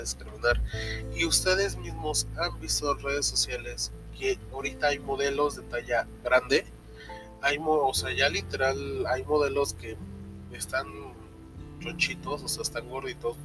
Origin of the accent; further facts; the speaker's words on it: Mexico; Yo la verdad, como mexicano